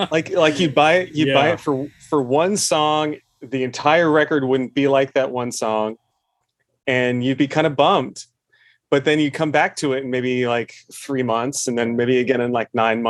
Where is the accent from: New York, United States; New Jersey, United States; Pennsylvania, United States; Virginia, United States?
New Jersey, United States; I grew up in New Jersey, but not in like I was in quite rural New Jersey